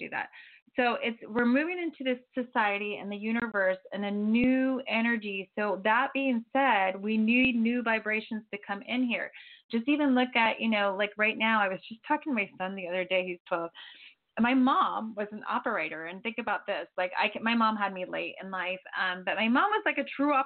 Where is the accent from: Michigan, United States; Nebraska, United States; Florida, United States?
Florida, United States; now in Santa Barbara, United States; I'm from Florida